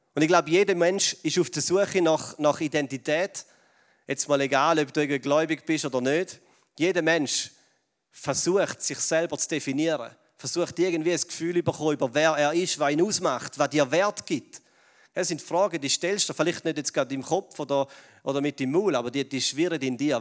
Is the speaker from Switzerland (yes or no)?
yes; Switzerland; wir als Schweizer